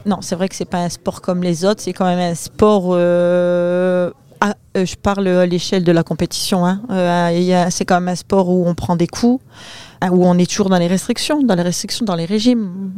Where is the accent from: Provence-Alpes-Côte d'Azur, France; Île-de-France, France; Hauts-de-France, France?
Hauts-de-France, France; Saint-Pol-sur-Mer; chez nous à Saint-Paul